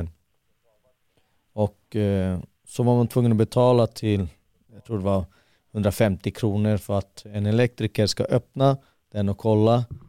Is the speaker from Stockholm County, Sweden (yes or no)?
yes; Haninge, Stockholm County, Sweden; Södra Stockholm, Jordbro i Haninge kommun.